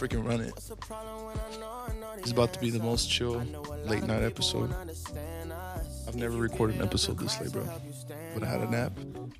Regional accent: McAllen, Texas, United States; born or raised there; moved away

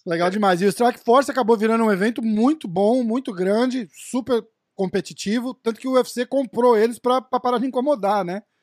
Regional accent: Brazil; como brasileiro

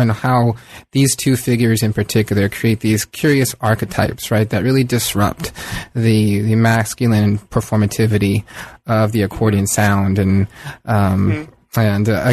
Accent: San Diego, California, United States; I grew up on the San Diego, the, you know, Southern California-Mexico mm-hmm. border

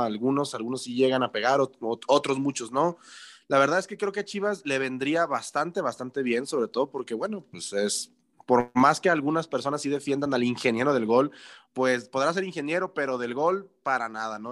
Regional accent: Mexico; uno como aficionado mexicano ha perdido el arraigo

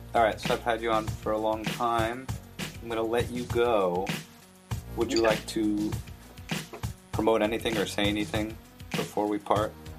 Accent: New Jersey, United States; I, am from New Jersey

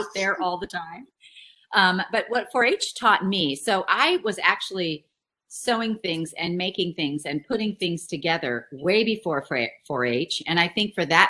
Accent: San Luis Obispo, California, United States; moved away as an adult; also born or lived in Salinas Valley, California; now in Hamilton, Missouri, United States; I was born in San Luis Obispo

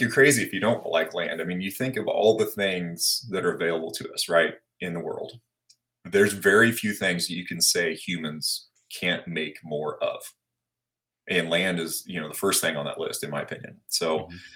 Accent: Blue Springs, Missouri, United States; also born or lived in Abilene, Kansas; I was born in Abilene, Kansas, which is out in the middle of nowhere. But um, as we entered school phase and all that, we moved over actually just across the state line on the Missouri side. Ended up going to high school at Blue Springs, Missouri

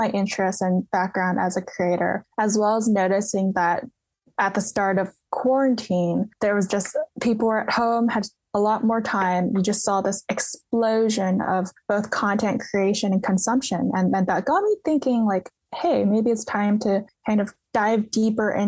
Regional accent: the Bay Area, California, United States; I grew up in the Bay Area

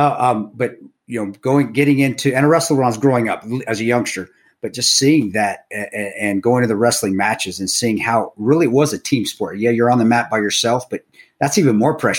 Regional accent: Provo, Utah, United States; moved away; also born or lived in Colorado; I was growing up at BYU

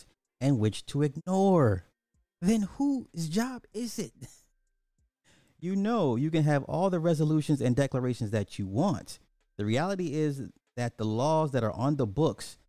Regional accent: Illinois, United States; my home state

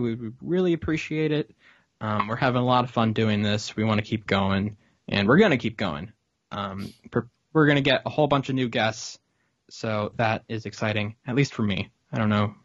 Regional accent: Falls Church, Virginia, United States; I grew up in the Falls Church Fairfax area.

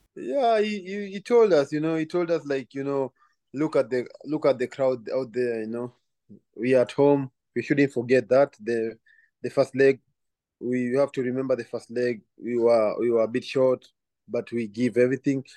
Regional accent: Kenya; moved away; also born or lived in Belgium / Scotland; growing up in Kenya

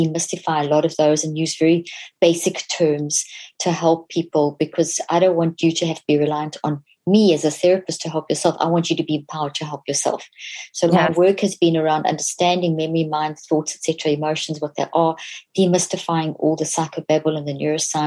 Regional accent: South Africa; So I grew up in South Africa.

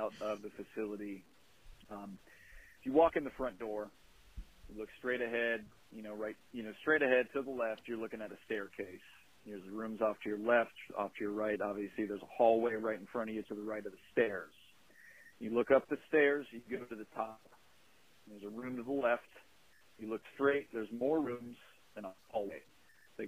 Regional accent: Delaware, Ohio, United States; my hometown of Delaware, Ohio.

